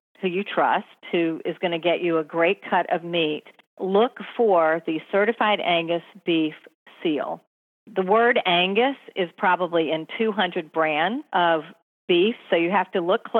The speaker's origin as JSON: {"language": "English", "region": "North Carolina", "country": "United States", "tie": "born or raised there", "moved": "yes", "lives_now": "New York City, United States", "said": "I grew up in North Carolina. I grew up on barbecue."}